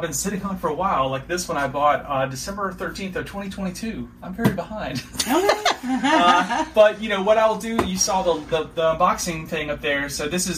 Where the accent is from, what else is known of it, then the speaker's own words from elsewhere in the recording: South Carolina, United States; So I grew up in South Carolina